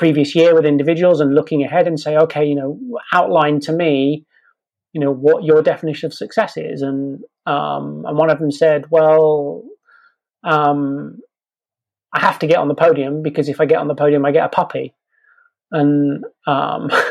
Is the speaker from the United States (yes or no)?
no; England, United Kingdom; I'm English